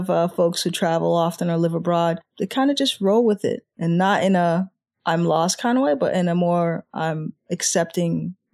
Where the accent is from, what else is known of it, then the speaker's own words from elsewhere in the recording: Boston, Massachusetts, United States; now in Japan; I knew coming in like Japan has all the seasons. I was like, you know, I grew up in Boston, it'll be good just for a short time.